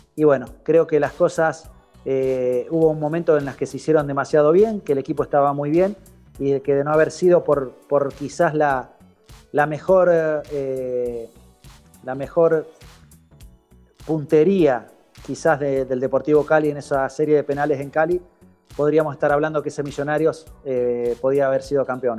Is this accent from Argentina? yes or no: yes; San José de la Esquina, Santa Fe, Argentina; moved away as an adult; also born or lived in Colombia / Chile / Venezuela; el equipo de mi pueblo